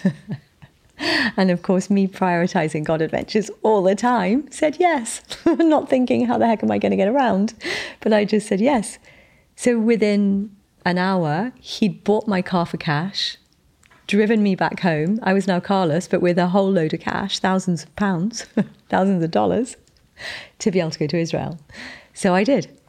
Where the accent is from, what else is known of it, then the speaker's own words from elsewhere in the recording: United Kingdom; I'm British